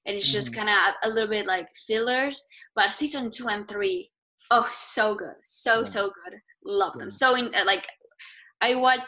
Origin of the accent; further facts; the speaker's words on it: Argentina; now in United States; If you can tell by this accent, I'm Hispanic, I'm from Argentina, but now I've been living in the US for 5 years